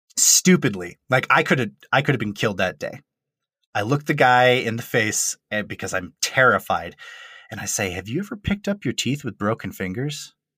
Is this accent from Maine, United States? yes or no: yes; Maine, United States; moved away as an adult; also born or lived in Colorado; I'm a kid from Maine